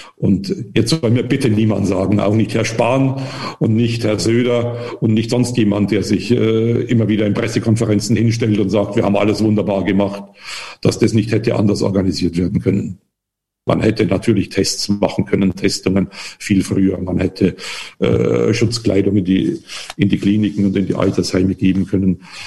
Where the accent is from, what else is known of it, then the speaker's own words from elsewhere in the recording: the area of Wackersdorf, Bavaria, Germany; Ich komme ja aus der Gegend von Wackersdorf